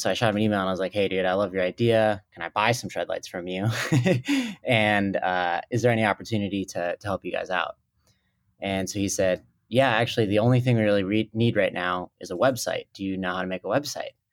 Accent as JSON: {"language": "English", "region": "Minnesota", "country": "United States", "tie": "born or raised there", "also_born_or_lived": "Colorado Springs, Colorado", "said": "I was born in Colorado Springs, but, uh, when I was four, uh, my family moved to Minnesota"}